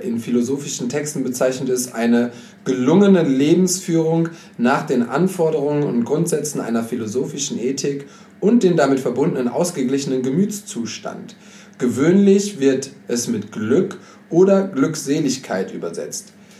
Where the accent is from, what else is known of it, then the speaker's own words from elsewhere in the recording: Germany; als Deutscher